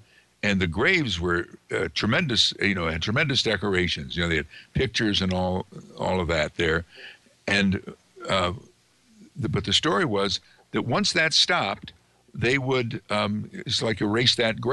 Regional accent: Amsterdam, New York, United States; Amsterdam, again, my hometown

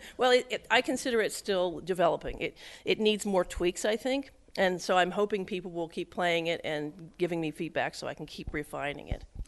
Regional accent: rural Pennsylvania, United States; also born or lived in Westchester, New York; now in Edinburg, United States; I grew up in rural Pennsylvania

